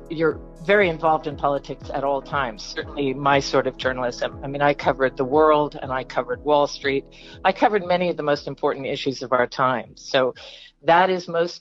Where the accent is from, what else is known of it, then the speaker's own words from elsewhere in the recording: San Francisco Bay Area, California, United States; moved away as an adult; also born or lived in London; now in Virginia, United States; I grew up in the San Francisco Bay Area